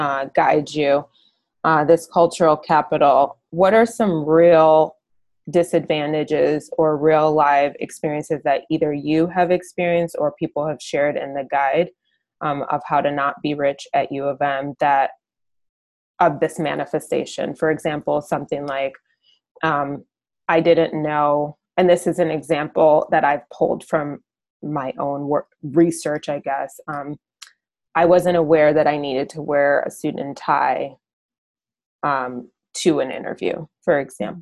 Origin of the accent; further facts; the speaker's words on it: Ann Arbor, Michigan, United States; I'm actually from Ann Arbor